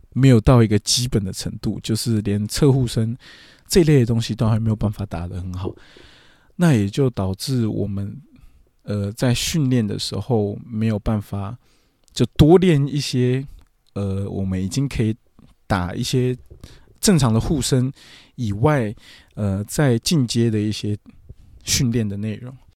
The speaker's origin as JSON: {"language": "Chinese", "country": "Taiwan", "said": "我，我是台湾人"}